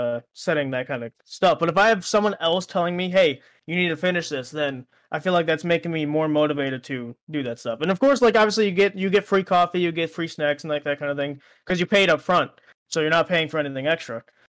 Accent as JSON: {"language": "English", "country": "United States", "tie": "born or raised there", "said": "I was born in America"}